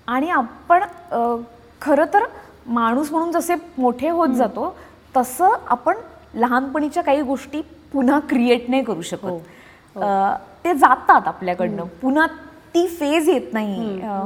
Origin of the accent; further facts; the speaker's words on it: Nashik, Maharashtra, India; moved away as an adult; also born or lived in Pune, India; now in Mumbai, India; नाशिकमध्ये राहणं हे नाशिक सिक्युअर करतं कारण ते माझं गाव आहे माझं शहर आहे